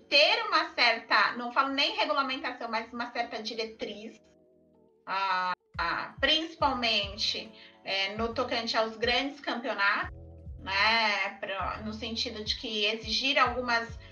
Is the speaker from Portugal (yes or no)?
no; São Paulo, Brazil; eu sou de São Paulo